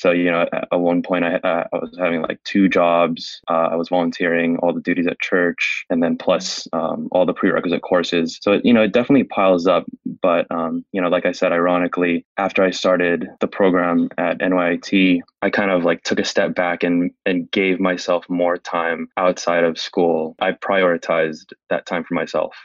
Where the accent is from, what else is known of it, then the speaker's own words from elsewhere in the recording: San Francisco, California, United States; I was born and raised in San Francisco, oh, California